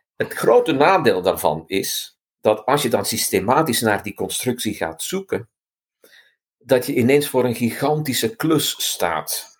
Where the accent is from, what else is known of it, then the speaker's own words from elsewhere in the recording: Flanders, Belgium; als Vlaming eh, had ik de eerste opdracht voor de vorige editie om het woordenboek minder Hollands te maken